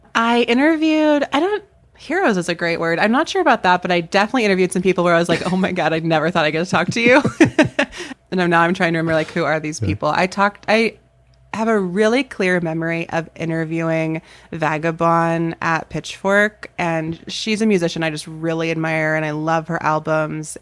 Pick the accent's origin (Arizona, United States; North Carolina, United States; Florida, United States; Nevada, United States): North Carolina, United States; moved away as an adult; also born or lived in Chicago, Illinois; now in Lincoln, United States; I grew up in North Carolina, went to college okay. there